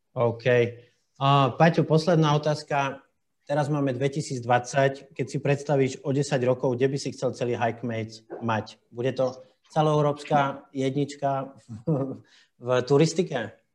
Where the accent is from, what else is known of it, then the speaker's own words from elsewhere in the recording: Bratislava, Bratislava Region, Slovakia; Ja som z Bratislavy